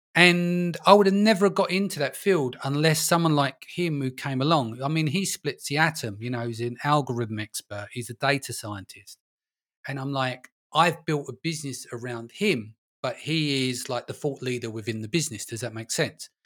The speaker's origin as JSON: {"language": "English", "region": "London", "country": "United Kingdom", "tie": "born or raised there", "moved": "yes", "said": "I'm originally from London, born and raised, but, um, I live in a little village now"}